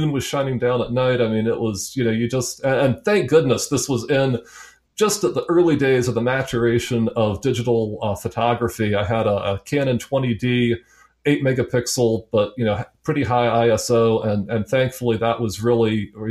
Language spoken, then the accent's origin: English; United States; as American